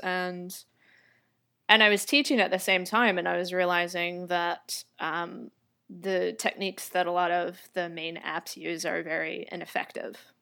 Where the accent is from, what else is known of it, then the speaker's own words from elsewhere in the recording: Atlanta, Georgia, United States; accent: American; moved away; also born or lived in Taipei; I was, um, born and raised in Atlanta, Georgia